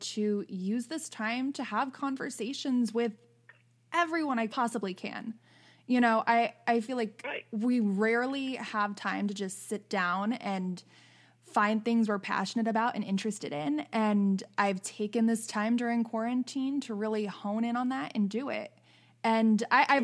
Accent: Wilkes-Barre, Scranton area, Pennsylvania, United States; now in New York, United States; I'm from Pennsylvania, actually. I was born and raised there. I live in New York now, but Wilkes-Barre, Scranton area

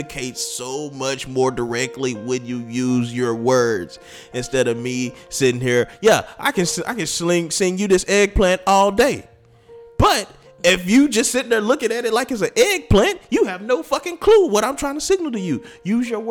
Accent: Texas, United States; I'm from Texas

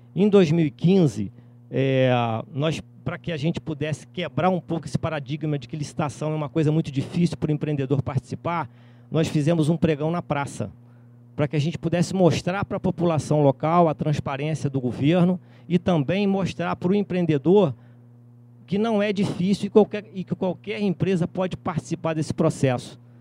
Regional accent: Cantagalo, Rio de Janeiro, Brazil; Eu sou de Cantagalo, fica na Serra, a 53 quilômetros de Nova Friburgo

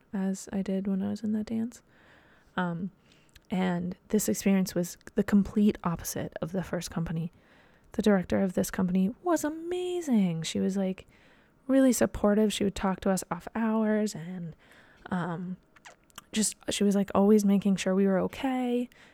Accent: Dayton, Ohio, United States; moved away as an adult; also born or lived in Slippery Rock, Pennsylvania / New York City; I grew up in Dayton, Ohio. That's in Southwest Ohio

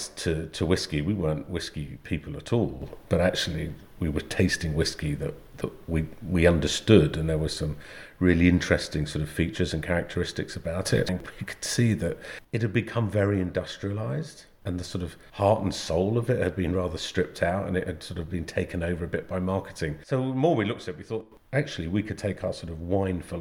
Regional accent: Angus, Scotland, United Kingdom; also born or lived in Edinburgh; I grew up on the East Coast, Angus, just in a little village.

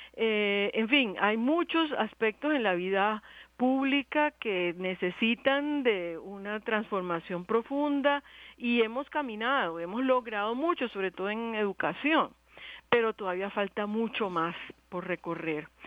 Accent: Cuba; now in Colombia; yo soy cubana.

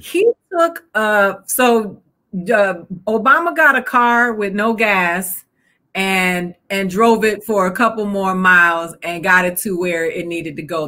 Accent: Miami, Florida, United States; also born or lived in Georgia; I'm from the South, so I'm from Florida

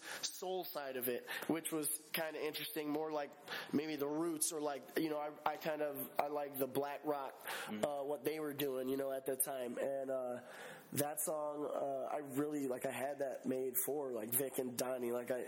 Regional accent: Calumet City, Illinois / Lansing, Illinois / Hammond, Indiana, Chicago area, United States; We're from Calumet City, you know, Illinois, Lansing, Illinois, Hammond, Indiana

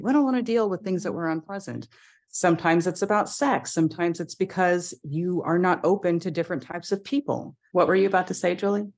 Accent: United States; I'm biracial, I should say, for your audio listeners, and I'm American.

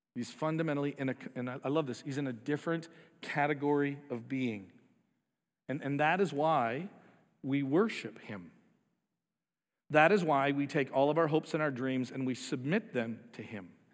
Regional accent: United States; we're American

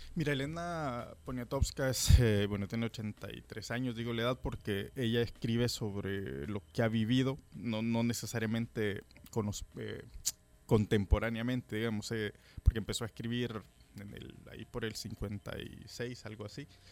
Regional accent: El Salvador; soy salvadoreño

